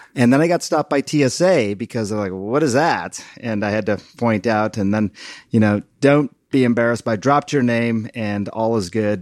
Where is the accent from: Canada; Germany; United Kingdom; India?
India; now in United States; my home country of one point two billion people